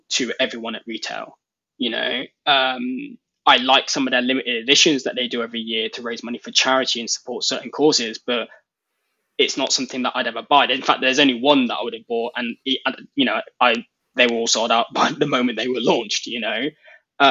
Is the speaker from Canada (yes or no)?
no; United Kingdom; being British